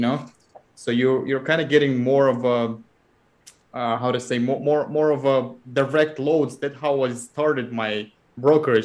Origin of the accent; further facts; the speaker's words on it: Kazakhstan; moved away as an adult; now in United States; I'm originally from Kazakhstan. I'm living in the United States for 12 years now